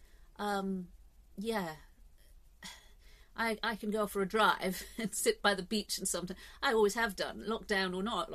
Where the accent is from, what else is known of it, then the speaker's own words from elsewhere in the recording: England, United Kingdom; I'm English